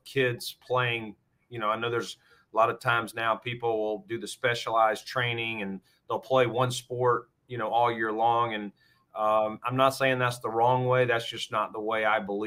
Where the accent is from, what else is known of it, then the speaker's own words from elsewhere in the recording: Norwood, North Carolina, United States; moved away as an adult; now in Buffalo, United States; how I was raised in Norwood and Stanley County